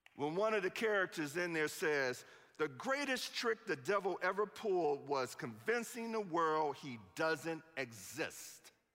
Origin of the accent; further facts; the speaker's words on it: Chicago, Illinois, United States; I'm from Chicago.